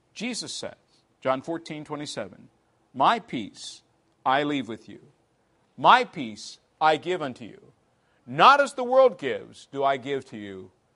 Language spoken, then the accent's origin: English; England, United Kingdom; moved away as an adult; also born or lived in Clearwater, Florida; now in United States; I'm here from England